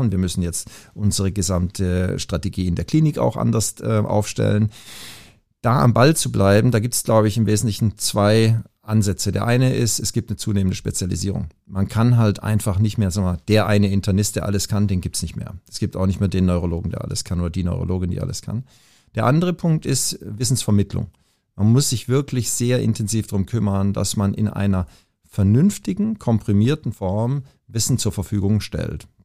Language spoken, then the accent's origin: German; Southern Germany, Germany; höre ich da einen kleinen Akzent? Ja, ja, genau, ich komme aus Süddeutschland, alles gut.